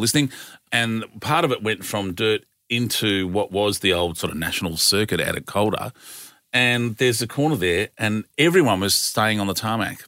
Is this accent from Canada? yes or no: no; Australia; as an Australian